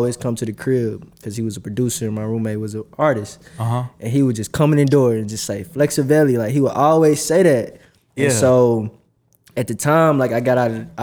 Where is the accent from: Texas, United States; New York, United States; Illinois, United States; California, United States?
Texas, United States; Dallas; also born or lived in Cedar Hill, Texas; From Dallas, all around. I live in North Dallas, stayed in Oak Cliff